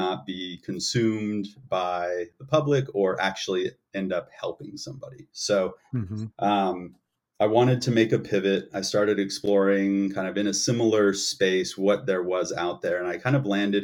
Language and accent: English; the Bay Area, California, United States; moved away as an adult; also born or lived in New York; I'm from the Bay Area. My family would love it if I was back there.